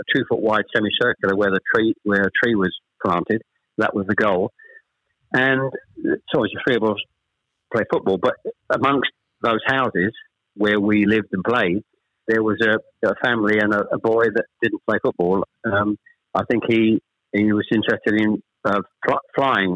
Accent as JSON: {"language": "English", "town": "Chelmsford", "region": "East of England", "country": "United Kingdom", "tie": "born or raised there", "also_born_or_lived": "Ashton-under-Lyne, Greater Manchester", "said": "We actually moved south from Manchester. I was born in Ashton under Lyne. We actually moved south to Chelmsford when I was probably, I was the eldest of three, when I was probably about seven or eight"}